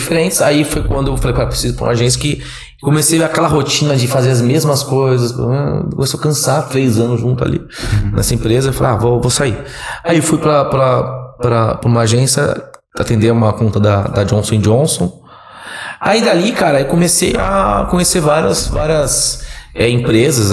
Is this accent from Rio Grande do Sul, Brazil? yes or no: no; Santos, São Paulo, Brazil; moved away as an adult; now in Ribeirão Preto, Brazil; sou caiçara, nasci em Santos minha família toda da Baixada Santista, Praia Grande né, e Santos